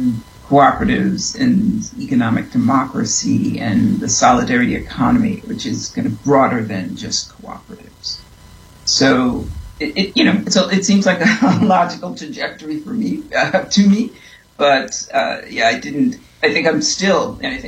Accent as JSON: {"language": "English", "town": "New York City", "region": "New York", "country": "United States", "said": "I am from New York. I'm from Brooklyn."}